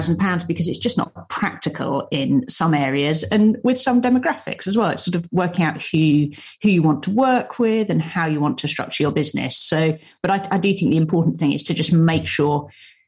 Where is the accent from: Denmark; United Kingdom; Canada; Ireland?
United Kingdom; London; also born or lived in Cambridge; I'm a London girl. I grew up in London.